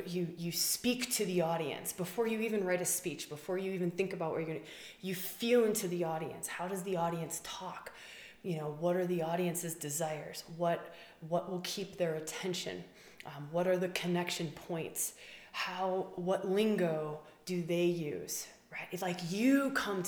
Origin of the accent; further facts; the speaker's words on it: Wisconsin, United States; moved away; also born or lived in Australia; I grew up in Wisconsin, cheesehead, Packer fan